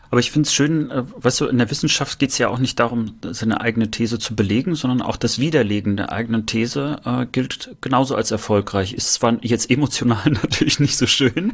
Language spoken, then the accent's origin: German; Rostock, Mecklenburg-Vorpommern, Germany; bei uns in Rostock